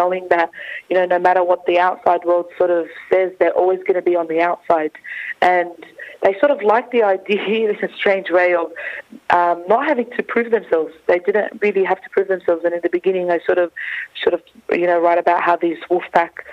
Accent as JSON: {"language": "English", "town": "Sydney", "region": "New South Wales", "country": "Australia", "tie": "born or raised there", "said": "the same community that I was born in, grew up in, went to school in, and also went to university in."}